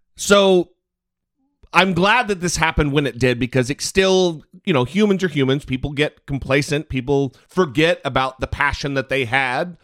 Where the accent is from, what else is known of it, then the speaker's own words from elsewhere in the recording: Idaho, United States; moved away; I'm from Idaho.